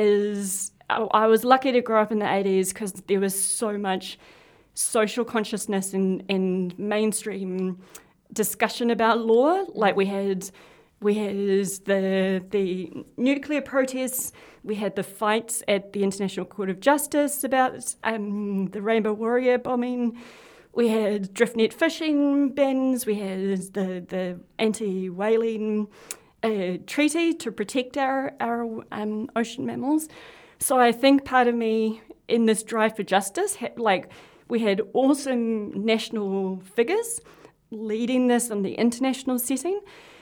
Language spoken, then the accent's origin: English; Porirua, Wellington, New Zealand; also born or lived in Waiheke; why was it that when I grew up in Porirua in state housing, there were no trees? But when I was moved out to Waiheke, of all places, in the 80s